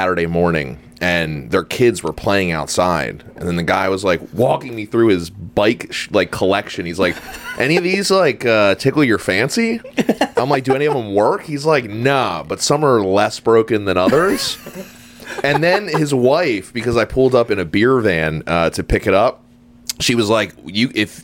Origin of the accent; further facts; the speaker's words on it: Woodbury Heights, New Jersey, United States; I grew up in Woodbury Heights, New Jersey